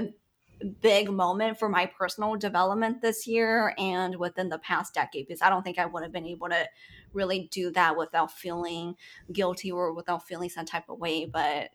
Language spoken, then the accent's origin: English; Sacramento, California, United States; what I grew up with in Sacramento